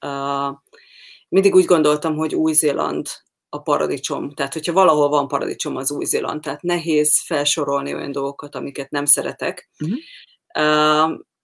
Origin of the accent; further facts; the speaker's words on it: Hungary; moved away as an adult; én Magyarországon nőttem fel